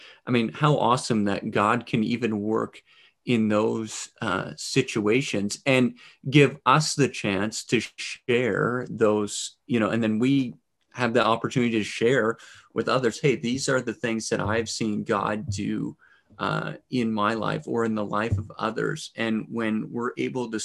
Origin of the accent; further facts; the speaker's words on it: Canada; as a Canadian